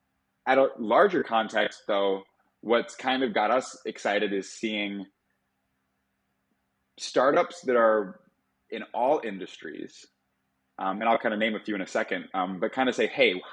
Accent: Midwest, United States; now in Miami, United States; For me as a Midwesterner, it's a little bit all over.

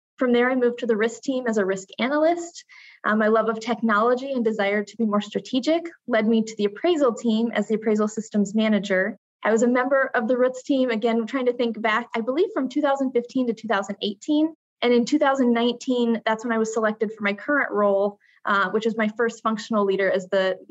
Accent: Imperial, Nebraska, United States; also born or lived in Kearney, Nebraska / Lincoln, Nebraska; now in Omaha, United States; I grew up in Imperial, Nebraska, which is a small town in the southwest corner of the state.

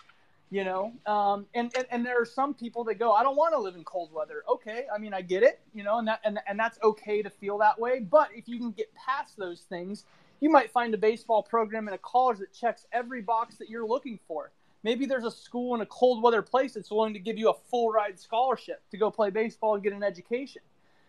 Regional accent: California, United States; also born or lived in New Mexico / Texas / St. Louis, Missouri / Kansas; now in Southern California, United States; I'm from Northern California. I currently live in Southern California, but before that, I've lived in New Mexico. I've lived in Texas. I lived in St. Louis, Missouri. I briefly lived in Kansas.

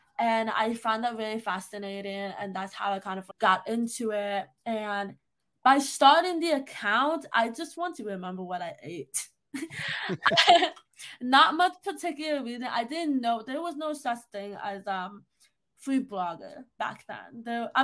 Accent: New York, United States; I was born and raised in New York

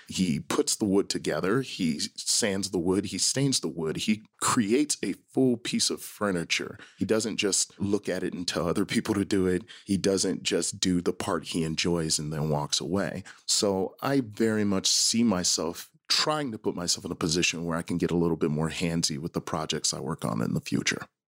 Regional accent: Milwaukee, Wisconsin, United States; I grew up in Milwaukee, Wisconsin, in the zip code five three two oh six.

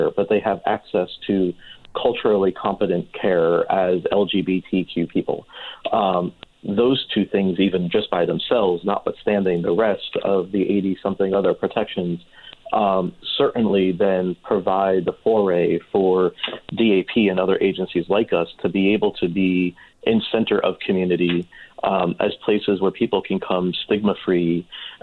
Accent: New Jersey, United States; moved away as an adult; also born or lived in Manhattan, New York; now in Palm Springs, United States; I hail from the Garden State. I am originally from New Jersey

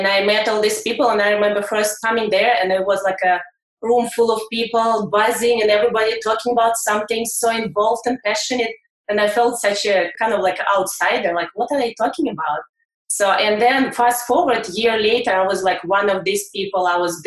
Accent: Russia; moved away as an adult; I'm coming from Russia over 10 years ago

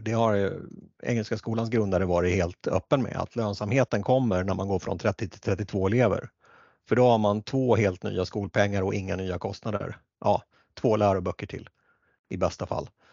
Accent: Västerås, Västmanland, Sweden; där jag växte upp eh, och det är Västerås

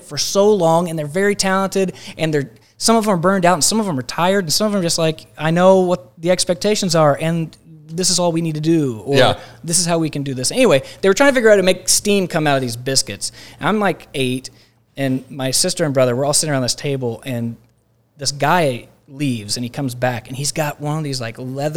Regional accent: Minco, Oklahoma, United States; I'm from Minco, Oklahoma, which is a small farm town south of here

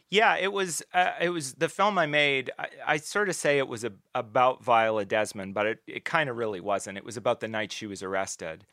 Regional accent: New Glasgow, Nova Scotia, Canada; I grew up mostly in New Glasgow in, uh, Pictou County in Nova Scotia. We moved around a little bit, but it was mostly there

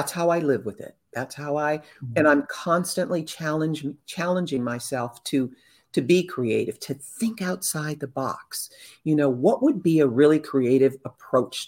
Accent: Southern California, United States; I grew up in Southern California around artistic entertainment people

